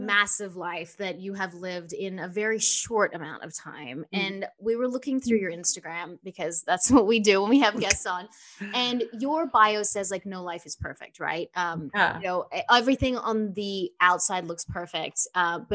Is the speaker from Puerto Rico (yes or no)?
no; Australia; moved away as an adult; now in Los Angeles, United States; I'm Australian